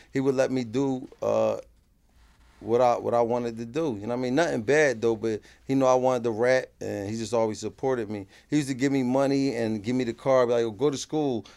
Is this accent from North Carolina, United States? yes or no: no; Philadelphia, Pennsylvania, United States; I'm from North Philly